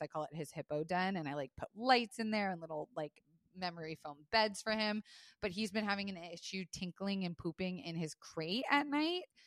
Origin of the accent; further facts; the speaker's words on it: Florida, United States; I was raised in Florida